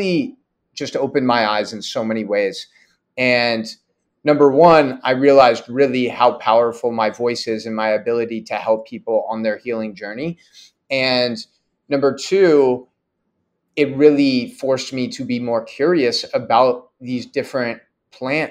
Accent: San Mateo, California, United States; also born or lived in Oregon; born and raised in the Bay Area in a city 20 minutes south of San Francisco called San Mateo.

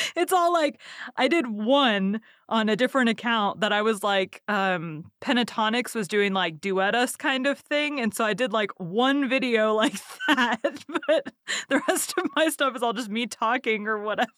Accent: Texas, United States; I'm from Texas and I can't even do a good Southern accent

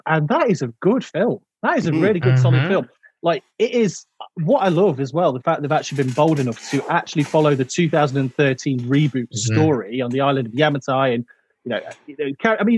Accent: Derbyshire, East Midlands, United Kingdom; I'm from Derbyshire.

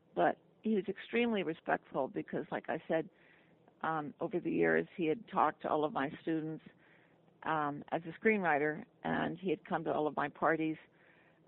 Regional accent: New York, United States; moved away as an adult; also born or lived in Los Angeles; I was from New York and I was bored in L.A.

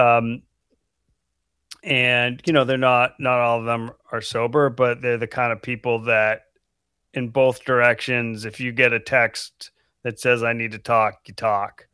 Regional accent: Falmouth, Maine, United States; moved away as an adult; also born or lived in West Coast; I grew up in Falmouth, Maine. which is right outside of Portland.

